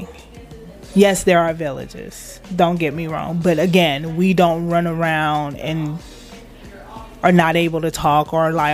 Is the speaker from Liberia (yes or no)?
yes; Liberia; now in United States; I'm from Liberia